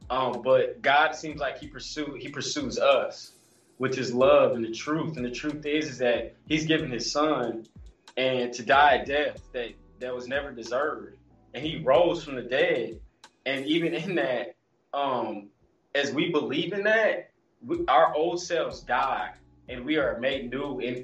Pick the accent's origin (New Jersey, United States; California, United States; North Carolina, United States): California, United States; Los Angeles; also born or lived in Georgia; now in Hattiesburg, United States; raised in Los Angeles for half of my life. I grew up playing football